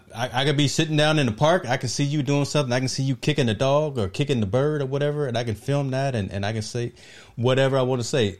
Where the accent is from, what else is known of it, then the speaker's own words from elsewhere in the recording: East Coast, United States; I'm from the East Coast. Look, my family is Virginia